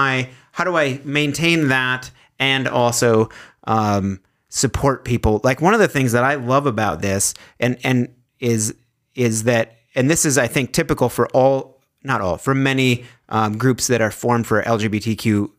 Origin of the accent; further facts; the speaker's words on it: Fergus, Ontario, Canada; I am from Fergus.